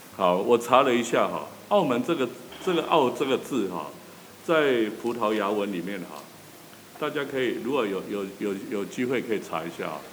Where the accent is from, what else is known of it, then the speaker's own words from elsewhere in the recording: Taiwan; 我们台湾人会讲北七